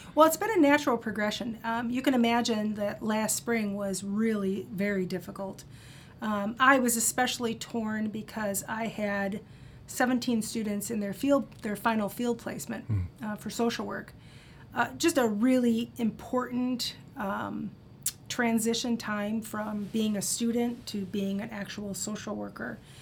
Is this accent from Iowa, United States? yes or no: yes; Cedar Rapids, Iowa, United States; originally, I grew up in Cedar Rapids, Iowa